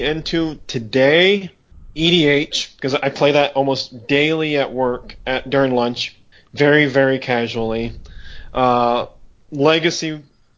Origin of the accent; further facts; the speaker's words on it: Michigan, United States; I'm from Michigan. Born and raised here. I still live here